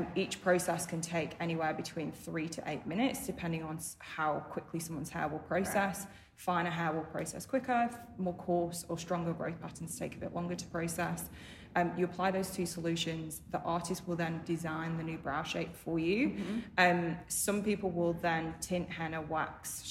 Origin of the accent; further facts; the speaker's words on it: United Kingdom; moved away; I'm British